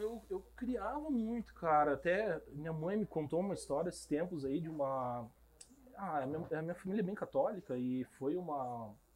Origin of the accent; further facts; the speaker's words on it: Curitiba, Paraná, Brazil; also born or lived in Cacoal, Rondônia; E eu fui para Moarama e eu vim para Curitiba com uns oito anos de idade